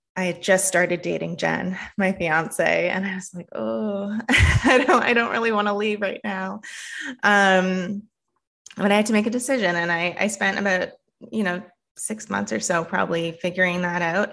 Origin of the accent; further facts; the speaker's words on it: Canada; moved away as an adult; now in United States; my experience, um, as a Canadian